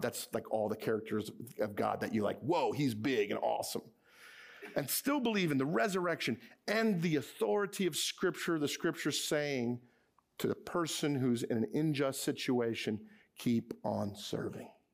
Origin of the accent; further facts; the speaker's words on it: Edison, New Jersey, United States; my hometown, Edison, New Jersey